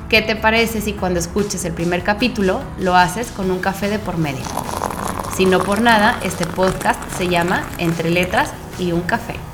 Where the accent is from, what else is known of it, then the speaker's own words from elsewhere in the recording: Mexico; soy mexicana, hija única y me encanta escribir.